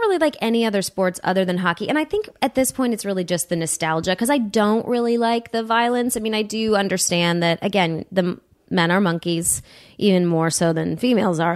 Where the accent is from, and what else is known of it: Huntington Woods, Michigan, United States; born or raised there